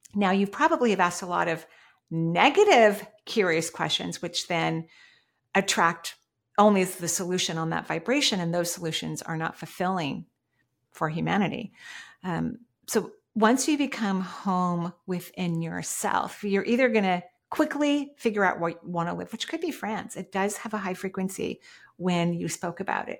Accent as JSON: {"language": "English", "region": "Washington", "country": "United States", "tie": "born or raised there", "said": "I was born in the Northwest in Washington State"}